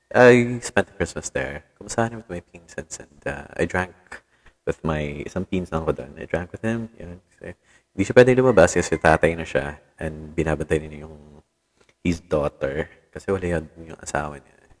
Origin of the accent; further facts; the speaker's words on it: Tacloban, Eastern Visayas, Philippines; dito sa amin sa Tacloban